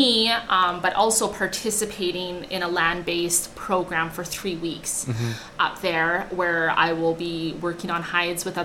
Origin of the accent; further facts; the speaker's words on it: Yellowknife, Northwest Territories, Canada; also born or lived in Fort St. John, British Columbia; now in Alberta, Canada; I was born in Yellowknife